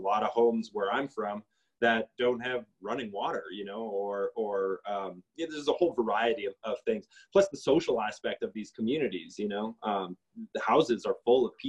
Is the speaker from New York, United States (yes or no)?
no; North Dakota, United States; moved away as an adult; now in Santa Fe, United States; I'm not from this place. I'm from North Dakota. And I moved here